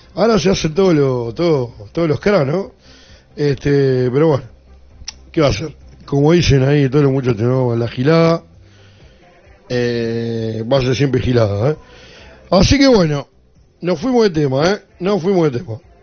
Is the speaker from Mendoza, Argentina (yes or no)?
no; La Plata, Buenos Aires Province, Argentina; nací eh, acá en La Plata, al igual que mi, abuelo, mi papá, mis hijos. Jamás viví en otro lugar que no sea la ciudad de La Plata